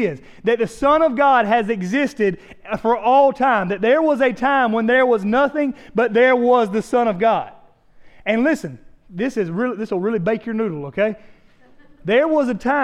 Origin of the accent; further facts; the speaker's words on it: South Carolina, United States; we're from South Carolina.